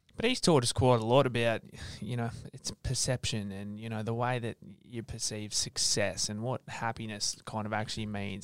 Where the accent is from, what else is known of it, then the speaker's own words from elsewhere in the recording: Sydney, New South Wales, Australia; now in Brisbane, Australia; my childhood, growing up in Sydney, ending up in Brisbane